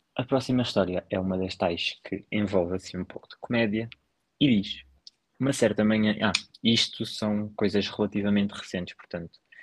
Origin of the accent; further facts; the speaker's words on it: Sintra, Lisbon, Portugal; eu sou de Sintra, praticamente. Eu sou de uhum. Sintra, a minha morada oficialmente diz Sintra, portanto, eu sou de Sintra